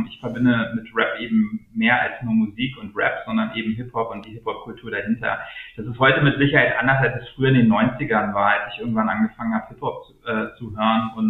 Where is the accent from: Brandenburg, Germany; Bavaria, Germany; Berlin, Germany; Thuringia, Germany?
Berlin, Germany; ich bin halt in Spandau geboren, aufgewachsen, habe da lange gelebt